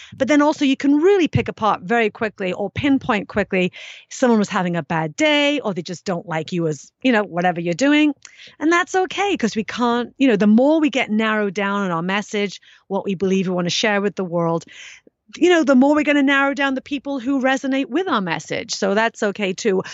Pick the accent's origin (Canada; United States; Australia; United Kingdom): United Kingdom; England; growing up in England